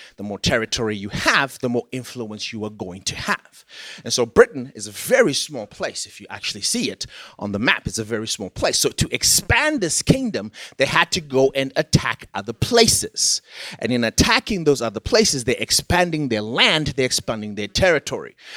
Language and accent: English; Zimbabwe; moved away; I am from Zimbabwe, which was a former British colony